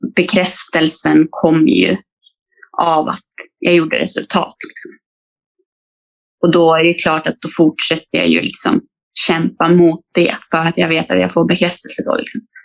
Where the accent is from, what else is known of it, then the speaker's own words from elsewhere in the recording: Falun, Dalarna County, Sweden; moved away as an adult; also born or lived in Stockholm; Jag flyttade från, från min hemstad Falun